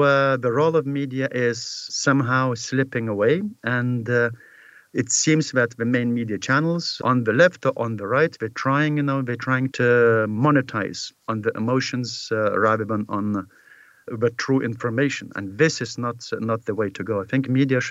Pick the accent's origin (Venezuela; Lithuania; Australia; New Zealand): Lithuania; Lithuanian media and Lithuanian journalists